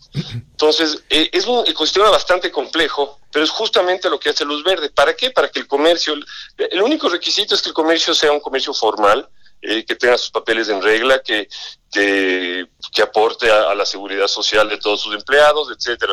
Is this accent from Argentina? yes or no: no; Ecuador; moved away as an adult; now in Mexico; yo vengo del Ecuador, trabajé alrededor de 20 años en un grupo financiero y comercial en el Ecuador